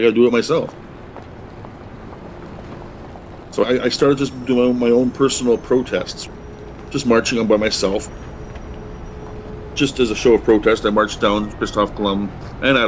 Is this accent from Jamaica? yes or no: no; Kahnawake, Quebec, Canada; I'm from Kahnawake